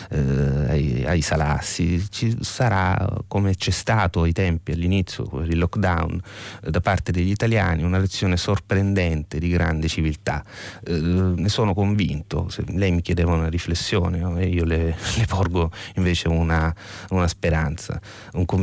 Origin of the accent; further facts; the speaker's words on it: Sicily, Italy; assomiglia alla mia terra di origine che è la Sicilia